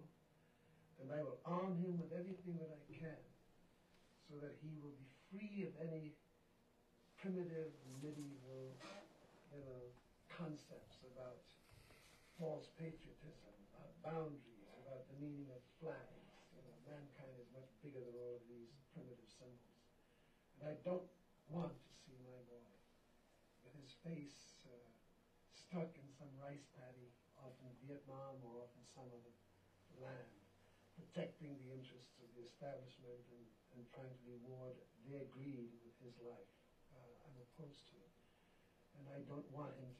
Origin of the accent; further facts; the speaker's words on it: New York City, New York, United States; also born or lived in West Indies; I grew up in Harlem. I grew up not only with racism and segregation in America, but I grew up in the West Indies